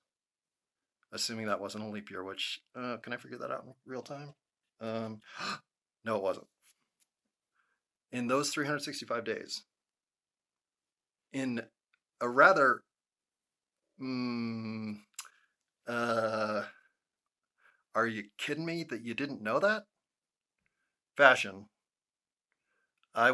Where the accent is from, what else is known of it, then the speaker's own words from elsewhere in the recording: United States; as an American